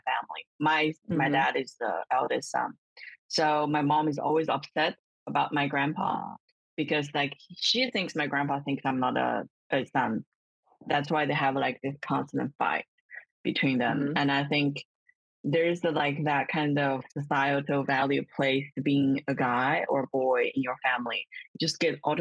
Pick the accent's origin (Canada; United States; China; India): China; born or raised there